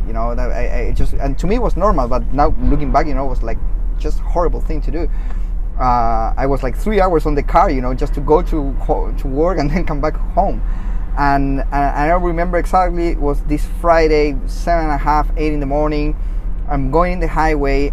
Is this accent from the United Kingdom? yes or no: no; Chile; first language Spanish; English is a second language; moved away; I'm originally from Chile, so I uh, I do speak Spanish, my mother language.